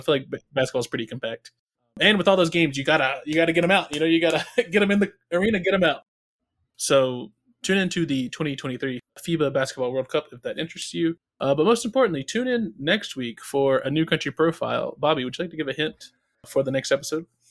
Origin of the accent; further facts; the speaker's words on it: North Carolina, United States; growing up in North Carolina